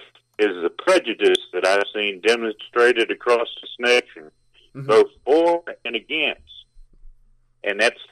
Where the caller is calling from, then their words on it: Alabama, United States; from Alabama.